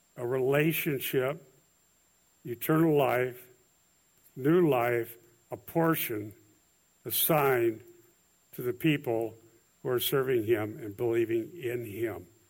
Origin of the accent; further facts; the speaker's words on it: Iowa, United States; I'm from Iowa